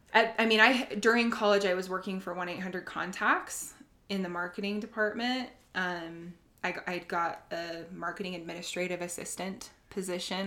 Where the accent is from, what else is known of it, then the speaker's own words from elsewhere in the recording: Sandy, Utah, United States; also born or lived in Cottonwood Heights, Utah; now in Draper, United States; I've grown up in Utah my whole life